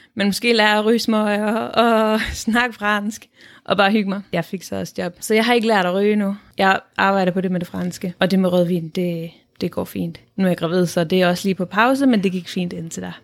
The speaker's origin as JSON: {"language": "Danish", "country": "Denmark", "moved": "as an adult", "said": "vi oplever at bo i udlandet som danskere"}